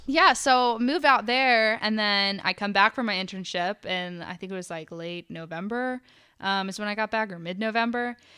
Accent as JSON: {"language": "English", "town": "Dahlonega", "region": "Georgia", "country": "United States", "tie": "born or raised there", "moved": "as an adult", "lives_now": "Charlotte, United States", "said": "I grew up in Dahlonega and I started going to college there"}